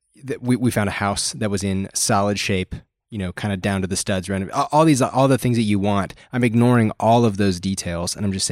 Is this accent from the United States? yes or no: no; Canada; I am from the Great White North nation of Canada.